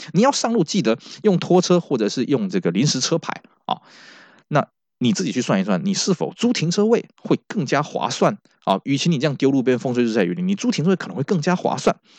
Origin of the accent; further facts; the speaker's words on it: Taiwan; 我们台湾这边